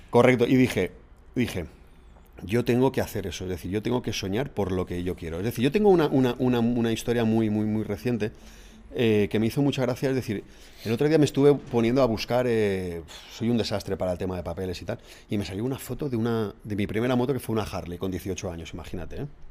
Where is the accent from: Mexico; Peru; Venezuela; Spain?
Spain; Alzira, Valencian Community; Soy de Alcira. A mucha honra.